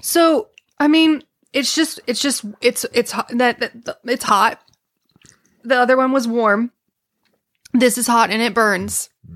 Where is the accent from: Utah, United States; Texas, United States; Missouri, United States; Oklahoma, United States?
Texas, United States; As a Texan